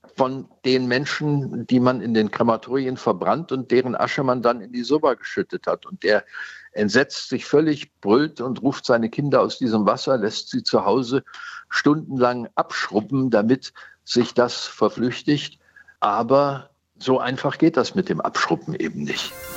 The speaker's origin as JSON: {"language": "German", "country": "Germany", "said": "für uns als Deutsche"}